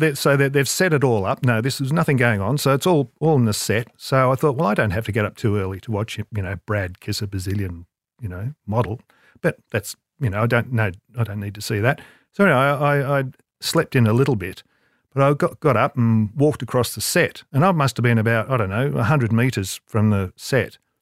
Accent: Melbourne, Victoria, Australia; moved away; in Melbourne, I'd grew up in Melbourne

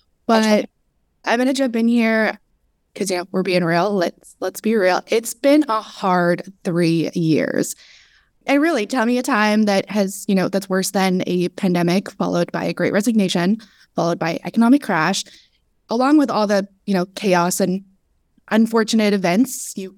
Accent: Canada; moved away as an adult; now in Southern California, United States; Pronouns are she, her. I am a Lebanese Canadian that recently traded the cold Canadian winters for the sunny SoCal weather, thanks to remote work.

